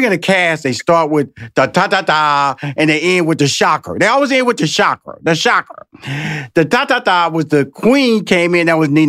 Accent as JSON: {"language": "English", "town": "Houston", "region": "Texas", "country": "United States", "said": "I'm so jealous because I'm from Houston."}